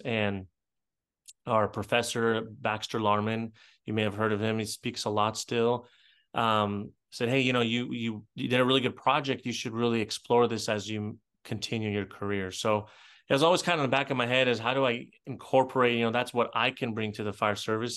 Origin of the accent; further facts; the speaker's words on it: Israel; moved away; I grew up in Israel